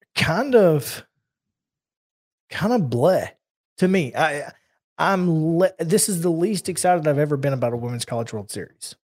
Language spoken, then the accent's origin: English; Alabama, United States; when I was growing up, there was a uh, I think the park director and a city councilman named Marion Combs in my hometown.